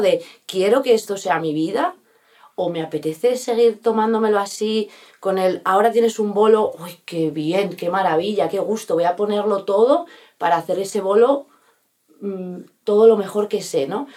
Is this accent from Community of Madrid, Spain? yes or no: yes; Bustarviejo, Community of Madrid, Spain; also born or lived in Rascafría / New York; donde yo he, vivido toda mi infancia, mi adolescencia y mi juventud ha sido aquí